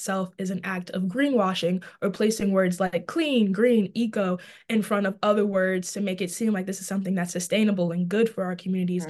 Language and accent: English; New York City, New York, United States; I'm from Brooklyn, New York